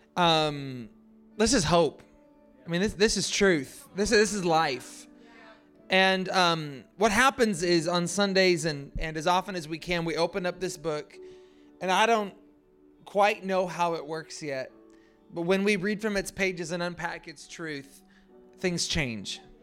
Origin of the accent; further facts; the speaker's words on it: Pacific Northwest, United States; I hail from the Pacific Northwest